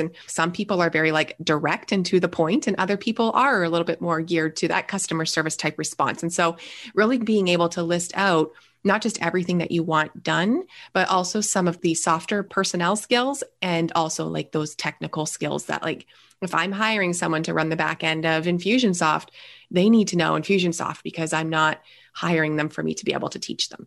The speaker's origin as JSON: {"language": "English", "country": "Canada", "also_born_or_lived": "Niagara Falls, Ontario", "said": "I am a Canadian. I live in Niagara Falls, so just north of the New York border here."}